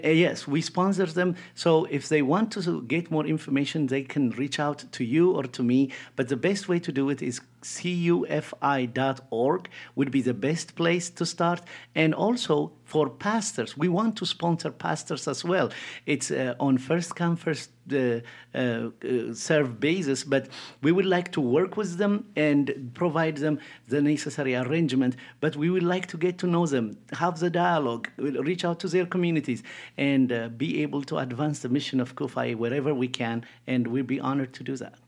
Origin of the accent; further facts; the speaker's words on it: Ethiopia; moved away; I grew up in Ethiopia, born and raised